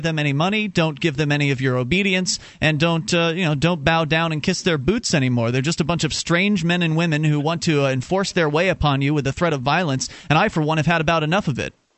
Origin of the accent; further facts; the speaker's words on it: Sarasota, Florida, United States; moved away as an adult; now in New Hampshire, United States; I was born and raised down in Sarasota, Florida